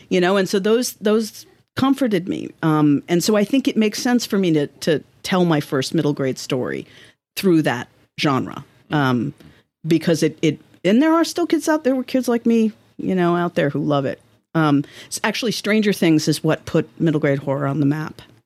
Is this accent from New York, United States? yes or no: yes; New York City, New York, United States; moved away as an adult; now in Vermont, United States; I'm from Manhattan